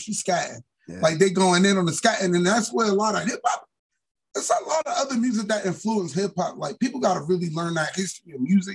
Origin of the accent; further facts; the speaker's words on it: Newark, New Jersey, United States; my old apartment where I grew up at in Newark on Bregar Ave